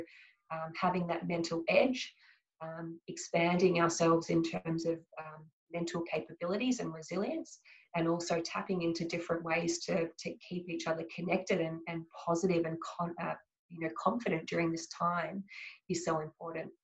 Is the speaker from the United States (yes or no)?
no; Australia; a lot of pride in being Australian